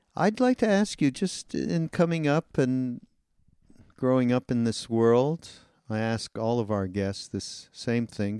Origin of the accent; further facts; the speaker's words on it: Montreal, Quebec, Canada; I'm from Montreal. I'm Canadian